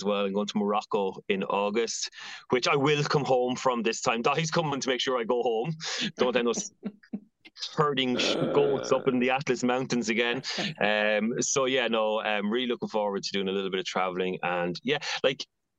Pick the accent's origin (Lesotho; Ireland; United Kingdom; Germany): Ireland; Athy, Leinster; now in Dublin, Ireland; I've recently opened a pop-up shop in my hometown of Atai